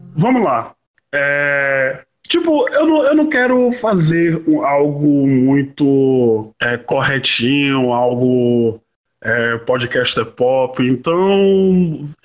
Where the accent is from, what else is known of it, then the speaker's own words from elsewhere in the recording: Salvador, Bahia, Brazil; quando eu era moleque, morando na, na Chapada do Rio Vermelho